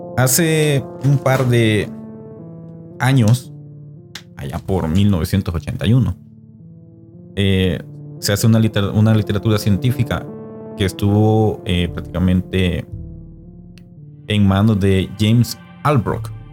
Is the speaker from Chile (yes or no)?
no; El Salvador; como salvadoreño